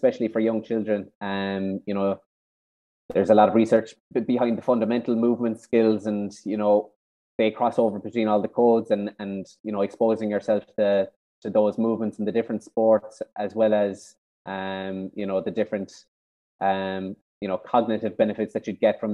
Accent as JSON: {"language": "English", "town": "Kenmare", "region": "Munster", "country": "Ireland", "said": "I'm from Kinmare down in South Kerry"}